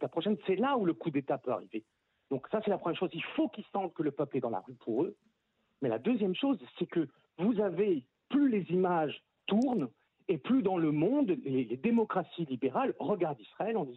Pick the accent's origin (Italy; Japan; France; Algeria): France; parce qu'on est français et on sait comment ça se passe en France